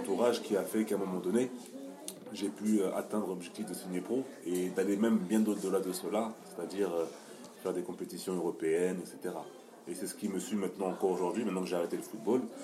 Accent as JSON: {"language": "French", "country": "France", "said": "nous sommes français"}